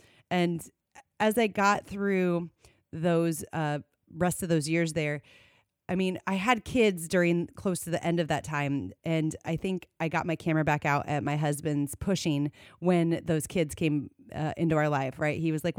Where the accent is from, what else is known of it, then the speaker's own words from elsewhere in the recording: Iowa, United States; I am originally from North Central Iowa. So people always say, where's your farm? And I say, I don't have one, but it's surrounding me, right? So my mother grew up on a farm. My grandparents farmed, and I grew up in the country.